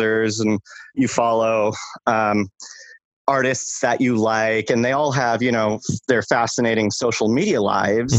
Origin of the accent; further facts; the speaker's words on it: Michigan, United States; when I was in high school, I would walk 2 miles to school every day. And I'm from Michigan